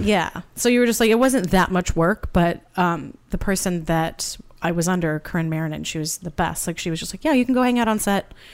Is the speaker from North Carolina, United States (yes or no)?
no; Santa Barbara, California, United States; moved away as an adult; also born or lived in Boston; now in Los Angeles, United States; I'm originally from Santa Barbara